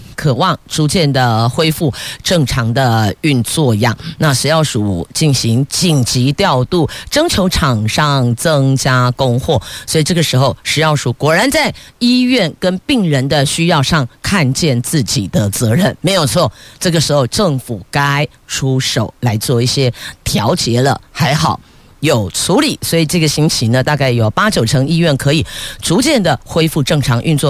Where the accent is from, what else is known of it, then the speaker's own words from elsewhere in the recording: Taiwan; 我们台湾人这么热情